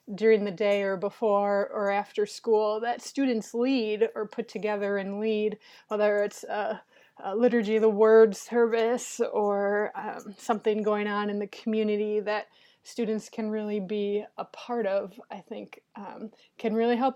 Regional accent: Minnesota, United States; moved away as an adult; now in Cleveland, United States; I'm originally from Minnesota, and so I went to school up there

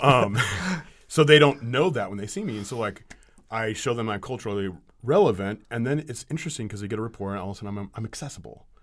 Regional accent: Ukiah, California, United States; Ukiah Daily Journal, you know, my hometown

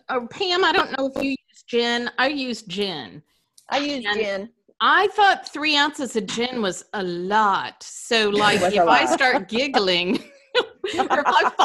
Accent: the Ozarks, United States; now in South Carolina, United States; I'm the oldest sister, and I am displaced from the Ozarks. I'm in South Carolina.

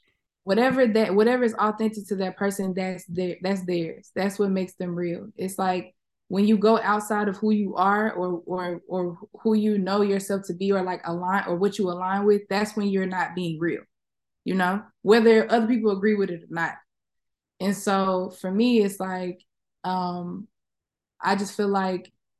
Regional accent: Little Rock, Arkansas, United States; moved away; also born or lived in Atlanta, Georgia / Houston, Texas; growing up in the South, living in the South, and having, you know, the Southern experience, whether it's me living in Little Rock, me living in Atlanta, me living in Houston

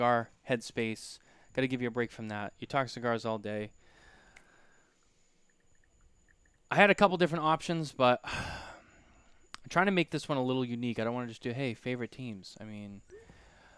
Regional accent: Boston, Massachusetts, United States; we're from Boston

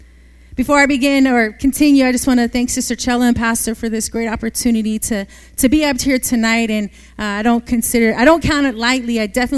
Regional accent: Oakland, California, United States; the city is different because I come from Oakland. Hayward is way different than Oakland.

